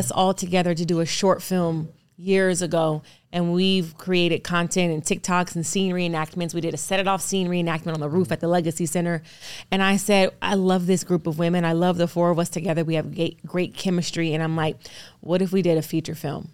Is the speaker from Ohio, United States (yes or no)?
no; Los Angeles, California, United States; I grew up in California, luckily, in, um, L